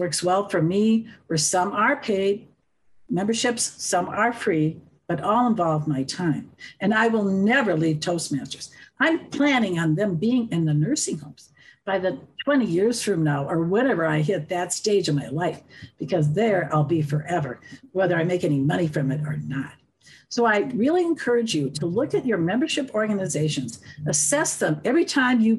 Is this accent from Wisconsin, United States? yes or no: yes; Wisconsin, United States; moved away as an adult; now in Colorado, United States; I'm from the Midwest. We're kind of a joining crowd up there from Wisconsin